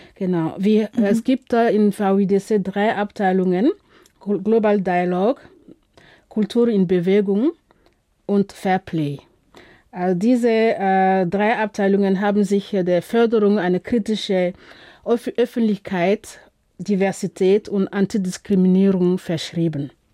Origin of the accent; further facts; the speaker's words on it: Burkina Faso; moved away; ich komme aus Burkina Faso